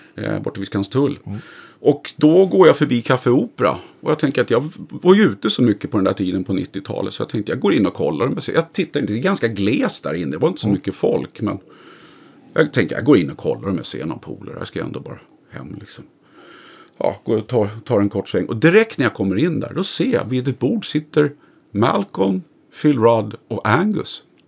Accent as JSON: {"language": "Swedish", "town": "Stockholm", "region": "Stockholm County", "country": "Sweden", "tie": "born or raised there", "also_born_or_lived": "Vidja", "said": "i Sätra då, där jag är uppvuxen."}